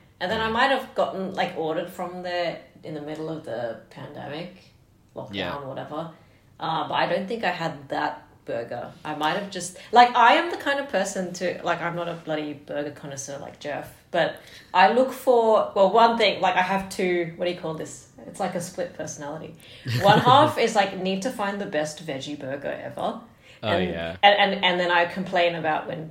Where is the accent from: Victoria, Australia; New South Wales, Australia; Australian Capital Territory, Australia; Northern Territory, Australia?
New South Wales, Australia; Sydney; I am from Western Sydney